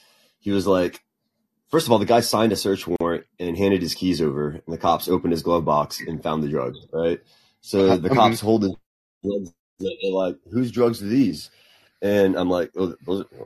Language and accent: English; Helotes, Texas, United States; When I was growing up in Helotes